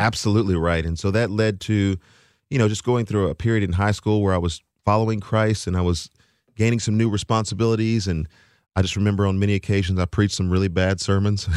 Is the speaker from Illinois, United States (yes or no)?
no; Texas, United States; now in Nashville, United States; I am from Texas